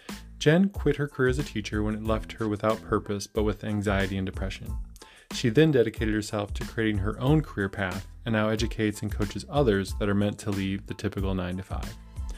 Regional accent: Midwest, United States; I'm from the Midwest

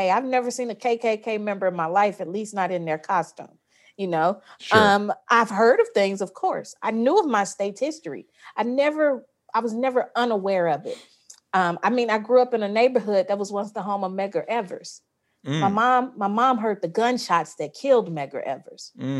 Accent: Jackson, Mississippi, United States; I'm right outside of Jackson in the suburbs, but I'm like, literally, I'm like 2 minutes from Jackson.

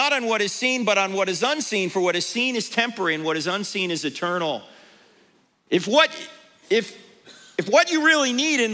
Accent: New Jersey, United States; now in Charlotte, United States; I grew up in New Jersey, exit 100B, all right? I live in Charlotte, North Carolina now

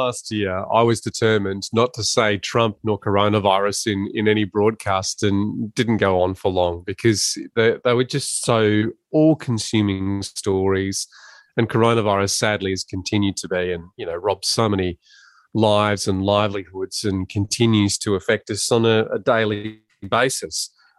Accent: Ballarat, Victoria, Australia; Yes. So we're both boys of the goldfields, and we grew up in a pretty easy and fun time in regional Victoria

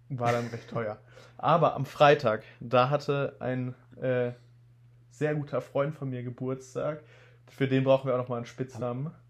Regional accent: Bad Salzuflen, North Rhine-Westphalia, Germany; in Bad Salzuflen in meiner Heim, Heim in meiner Heimatstadt.

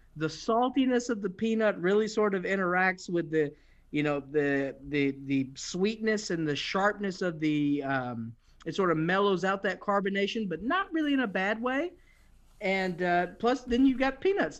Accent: Mississippi, United States; moved away; I grew up in Mississippi. So I grew up in the South

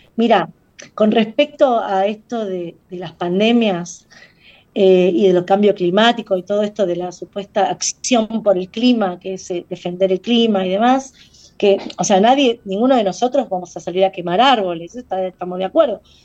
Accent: Argentina

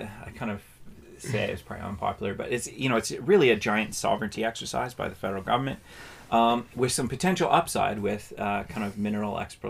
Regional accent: Canada; And that's part of what being Canadian is. And that's a good thing, I think.

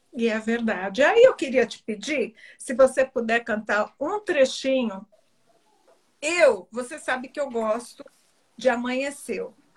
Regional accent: Belém, Pará, Brazil; da minha terrinha.

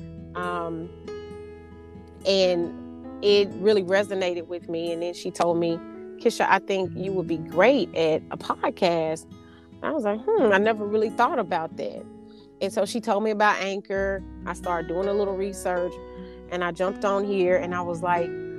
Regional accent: Arkansas, United States; I'm from Arkansas, which is the natural state

